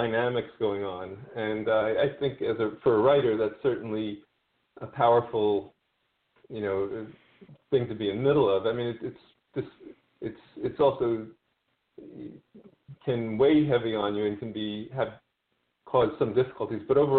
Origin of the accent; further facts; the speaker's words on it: Queens, New York, United States; Queens was an interesting place, sort of magical place at times. You know, my teen years, I was involved with different groups of people that were very different